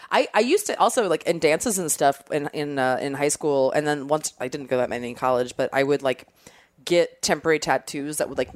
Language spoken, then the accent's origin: English; Maryland, United States; moved away; So Ocean City, Maryland is like the beach I always went to growing up. I'm from Maryland originally.